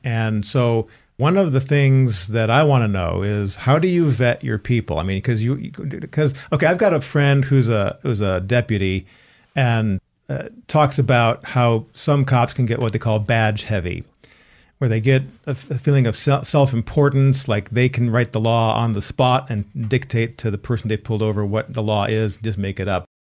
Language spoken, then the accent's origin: English; Chicago, Illinois, United States; we grew up in the Chicago area